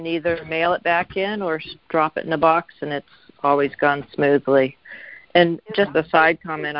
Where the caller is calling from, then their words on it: Oregon, United States; I'm talking from Oregon, and we've had only mail-in voting as long as I've lived here, which is 20 years.